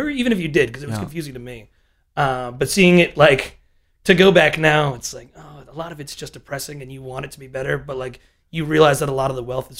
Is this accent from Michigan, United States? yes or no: no; Connecticut, United States; born or raised there